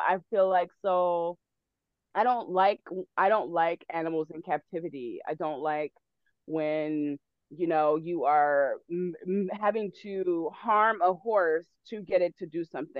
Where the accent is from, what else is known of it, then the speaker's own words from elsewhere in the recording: the South, United States; But I grew up around horses. I grew up in the South, so I grew up around horses.